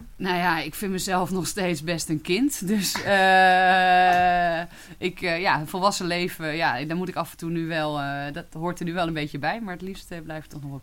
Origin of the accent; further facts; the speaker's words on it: Twente, Overijssel, Netherlands; now in Haarlem, Netherlands; ik ben in Twente opgegroeid